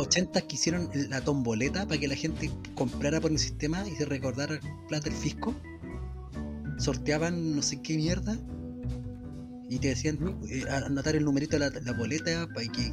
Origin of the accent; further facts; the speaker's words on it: Chile; la gente acá en nuestro país, en Chilito